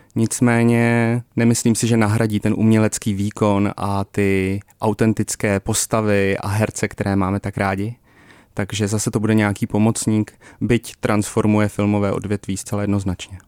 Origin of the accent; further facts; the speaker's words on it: Czechia; jsme jako Češi